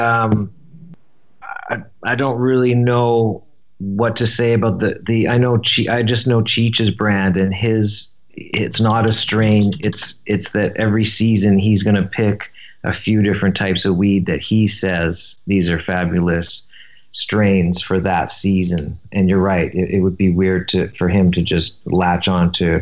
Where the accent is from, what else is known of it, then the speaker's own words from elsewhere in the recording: Vancouver, British Columbia, Canada; now in Silver Lake, Los Angeles, United States; So I grew up in Vancouver, and it was a very hippie